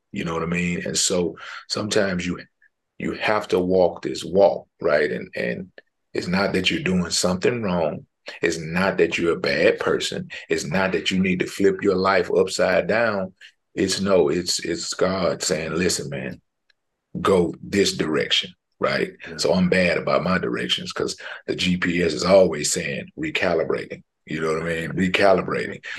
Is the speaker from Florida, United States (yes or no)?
no; Houston, Texas, United States; I'm from Houston, from Houston, Texas